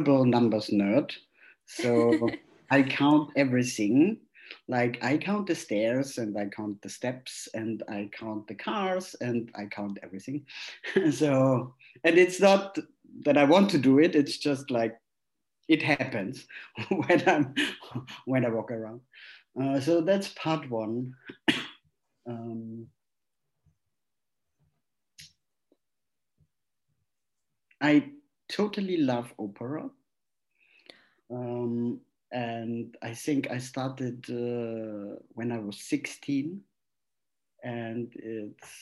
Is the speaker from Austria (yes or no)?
yes; Austria; moved away as an adult; also born or lived in Vienna; now in Berlin, Germany; I'm from Austria, but now living in Berlin